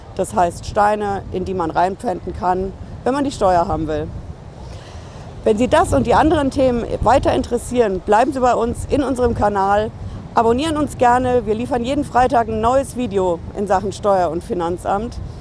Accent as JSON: {"language": "German", "region": "Hesse", "country": "Germany", "said": "bei uns in Hessen"}